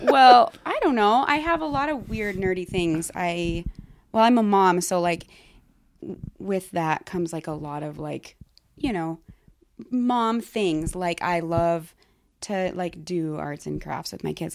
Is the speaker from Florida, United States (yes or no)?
no; Laurel, Montana, United States; also born or lived in Billings, Montana; I grew up just outside of Billings in Laurel, but spent the majority of my time in Billings